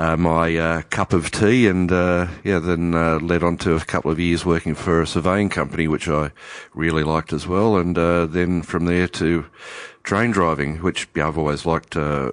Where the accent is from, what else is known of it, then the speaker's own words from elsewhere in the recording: Newcastle, New South Wales, Australia; I come from Newcastle in Hunter Valley, and we used to go up to the vineyards all the time with my parents.